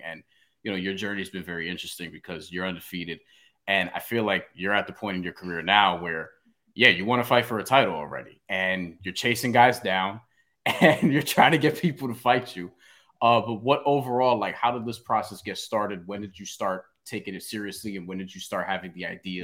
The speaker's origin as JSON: {"language": "English", "region": "New York", "country": "United States", "said": "I'm such a New Yorker"}